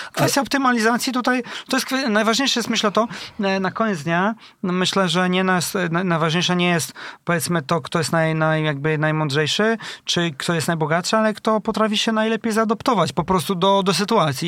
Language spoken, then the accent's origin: Polish; Elbląg, Warmian-Masurian Voivodeship, Poland; now in Tricity, Poland; Ja jestem e, z Elbląga, a u nas e, akurat w tym regionie jest taki klaster technologiczny właśnie meblowy